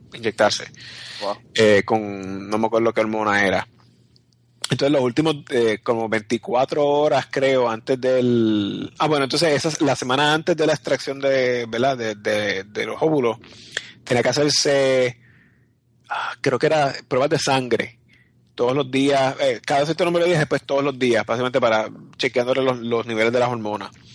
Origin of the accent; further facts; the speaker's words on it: Puerto Rico; yo soy puertorriqueño y mi esposo es un gringo